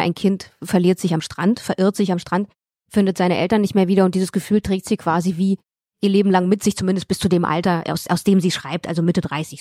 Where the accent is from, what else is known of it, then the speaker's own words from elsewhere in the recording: Moldova; moved away; wie viel komme ich denn aus Moldawien?